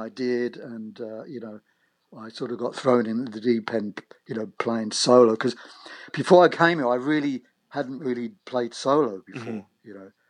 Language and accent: English; United Kingdom; now in Long Island, United States; being a British in, you know, a British expatriate living on Long Island, I have to adjust my accent to what.